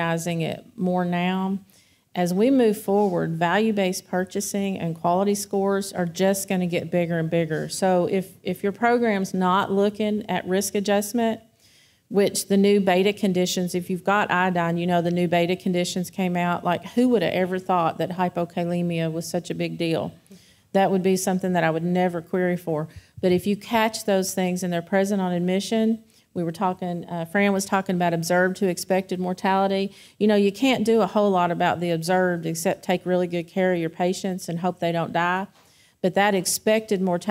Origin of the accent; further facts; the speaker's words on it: Kentucky, United States; I grew up in Kentucky where everybody smokes